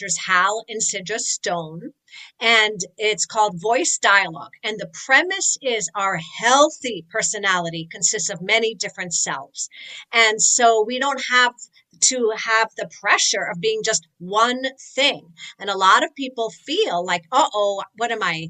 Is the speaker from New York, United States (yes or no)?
yes; New York, United States; I'm from New York